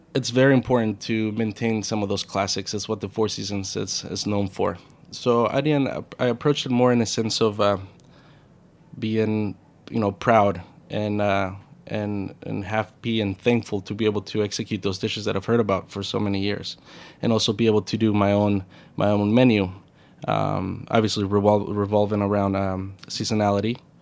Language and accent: English; Puerto Peñasco, Sonora, Mexico; now in New York, United States; I grew up in, in, I was born in Mexico, uh, the Ciudad Cortes area, in a little town called, uh, Puerto Peñasco, also known in English as Rocky Point